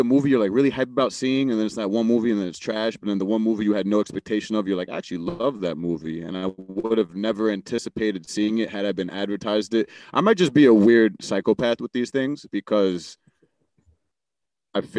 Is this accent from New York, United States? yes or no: yes; New York, United States; growing up in New York